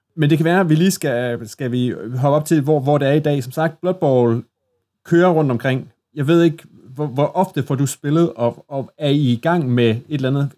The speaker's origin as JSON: {"language": "Danish", "town": "Assens", "region": "Southern Denmark", "country": "Denmark", "said": "i Assens, hvor jeg kommer fra, der spillede folk så Warhammer Fantasy Battle"}